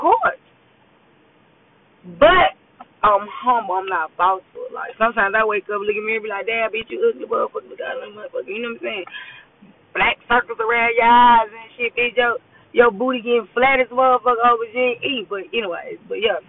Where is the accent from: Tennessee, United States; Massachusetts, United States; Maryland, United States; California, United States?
Tennessee, United States; Memphis; moved away as an adult; now in Texas, United States; I'm from Memphis